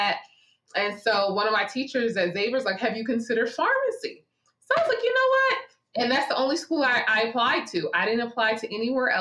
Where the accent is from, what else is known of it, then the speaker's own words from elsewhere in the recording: Linden, New Jersey, United States; moved away as an adult; also born or lived in Bronx, New York / New Orleans, Louisiana; I grew up in New Jersey. So I am from Linden, New Jersey. I was born in the Bronx. We moved to Jersey. I am a Jersey girl